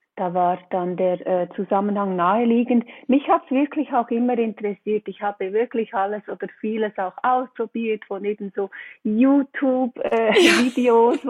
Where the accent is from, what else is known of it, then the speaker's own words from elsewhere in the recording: Switzerland; komme ich aus der Schweiz